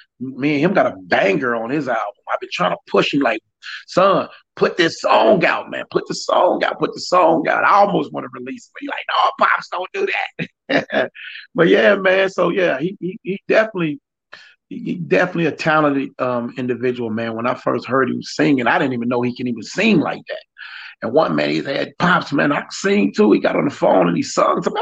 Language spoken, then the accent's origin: English; Peoria, Illinois, United States; also born or lived in Decatur, Illinois; I'm actually from Decatur. You know, I'm born in Decatur. I was raised in Peoria, of course, but I was born in Decatur.